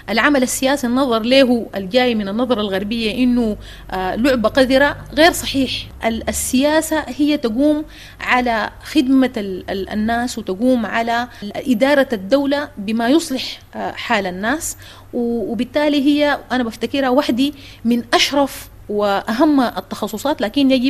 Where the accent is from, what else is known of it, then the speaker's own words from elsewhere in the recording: Sudan; أستاذ عاطف نحن مواطنين سودانيين